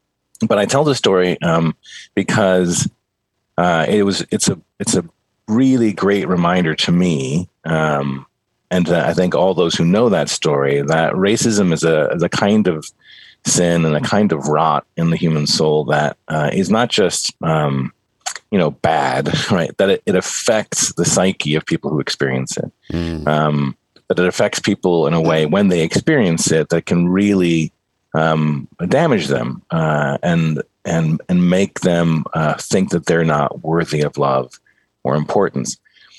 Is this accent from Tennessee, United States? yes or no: no; Cleveland, Ohio, United States; moved away; also born or lived in Michigan; I grew up mostly in Cleveland, Ohio. My brothers and I were all born in Michigan, but we grew up in Cleveland mostly.